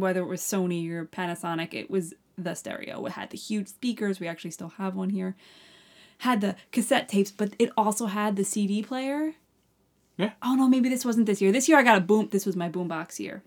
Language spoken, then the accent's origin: English; Long Island, New York, United States; I'm from Long Island